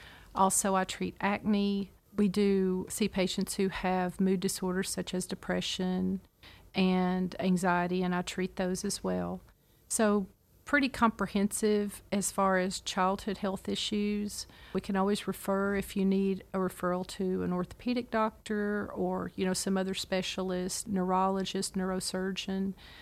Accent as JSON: {"language": "English", "town": "Clarksville", "region": "Tennessee", "country": "United States", "said": "I'm originally from Clarksville, Tennessee, and my mom was a nurse"}